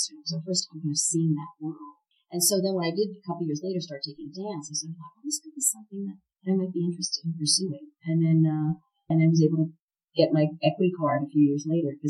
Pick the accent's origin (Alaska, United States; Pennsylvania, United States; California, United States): Pennsylvania, United States; Pittsburgh; I grew up in Pittsburgh, Pennsylvania, and with uh, my brother and sister Rob and Mara, who were a couple years older than me and were twins.